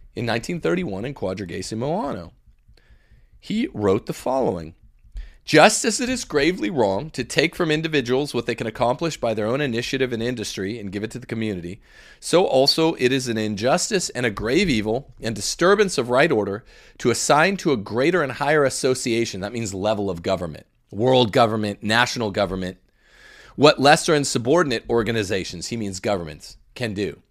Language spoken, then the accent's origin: English; Mississippi, United States; here in Mississippi, where Josh is, is visiting my home state